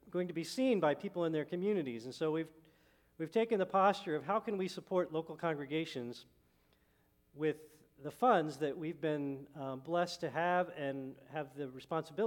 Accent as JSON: {"language": "English", "town": "Lebanon", "country": "United States", "tie": "born or raised there", "moved": "yes", "said": "I'm from Lebanon, grew up in Lebanon"}